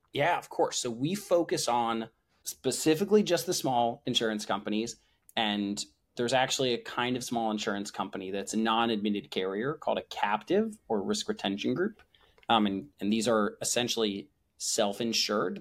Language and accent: English; New Jersey, United States; moved away as an adult; also born or lived in Chicago, Illinois; now in San Francisco, United States; born outside of Chicago and grew up in New Jersey.